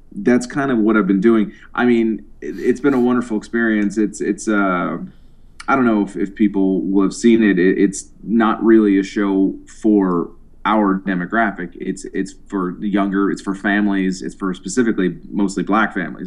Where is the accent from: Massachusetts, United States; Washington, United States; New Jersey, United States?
Massachusetts, United States; Boston; moved away as an adult; now in New York City, United States